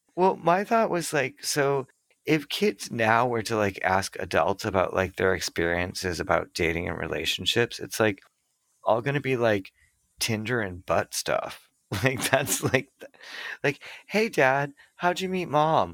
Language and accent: English; Massachusetts, United States; I'm from Massachusetts